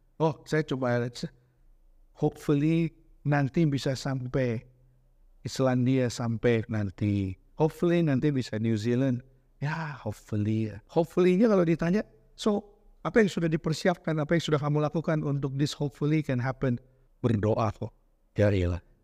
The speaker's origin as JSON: {"language": "Indonesian", "town": "Bandung", "region": "West Java", "country": "Indonesia", "tie": "born or raised there", "also_born_or_lived": "Jakarta", "moved": "yes", "said": "Saya ini gede di Bandung, walau lahir di Jakarta"}